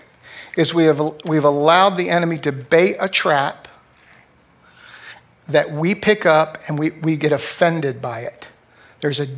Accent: United States; I am an American

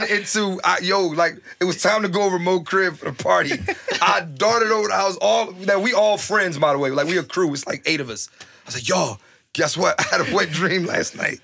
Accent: Philadelphia, Pennsylvania, United States; growing up in Philly

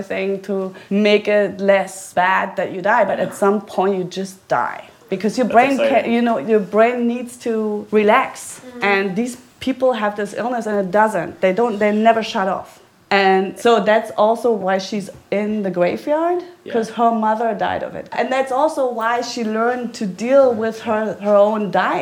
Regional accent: East Germany, Germany; I grew up in East Germany

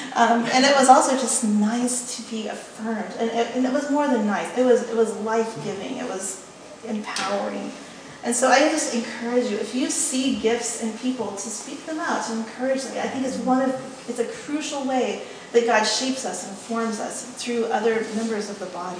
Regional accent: West Texas, United States; when I grew up in West Texas, it was a pretty egalitarian working class place. In my hometown, nobody had gone to college.

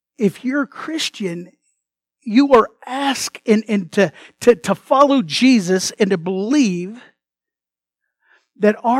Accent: United States; first language English; I was born in America

